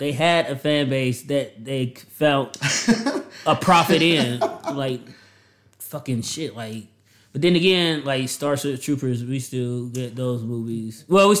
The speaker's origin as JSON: {"language": "English", "country": "United States", "said": "we're American and we pronounce our G's"}